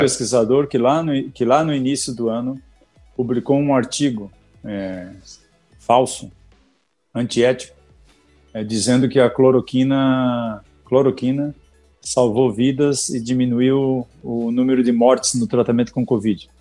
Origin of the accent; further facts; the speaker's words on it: Balneário Camboriú, Santa Catarina, Brazil; Eu sou nascido lá em Balneário Camboriú, Santa Catarina